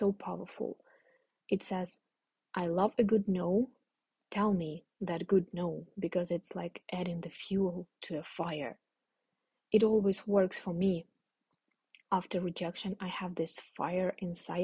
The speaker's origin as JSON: {"language": "English", "country": "Ukraine", "moved": "as an adult", "said": "I will come back to Ukraine. I will spend maybe a month in total in Ukraine, visiting my family and friends"}